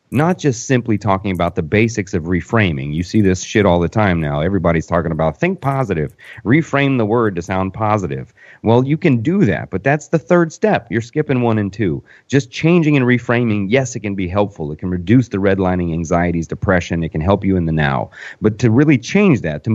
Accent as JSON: {"language": "English", "town": "Orlando", "region": "Florida", "country": "United States", "said": "I'm from Orlando. I live in Orlando"}